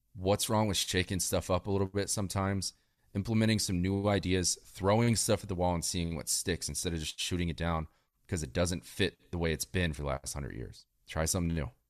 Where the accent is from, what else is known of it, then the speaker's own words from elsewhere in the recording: Northern Virginia, United States; I grew up in Northern Virginia